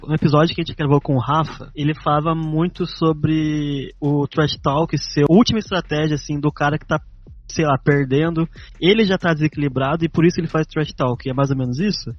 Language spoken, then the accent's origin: Portuguese; Taubaté, São Paulo, Brazil; eu sou de Tabaté